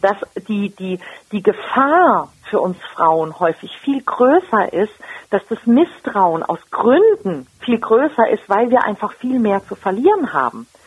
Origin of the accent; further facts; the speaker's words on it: Germany; bei uns in Deutschland